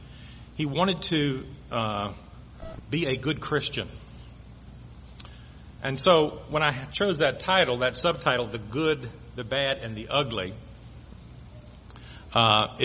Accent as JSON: {"language": "English", "region": "Virginia", "country": "United States", "said": "I'm from Virginia"}